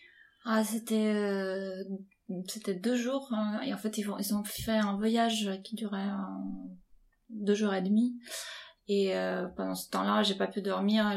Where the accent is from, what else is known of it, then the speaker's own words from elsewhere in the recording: Ukraine; moved away as an adult; now in France; je suis née dans l'Ukraine indépendante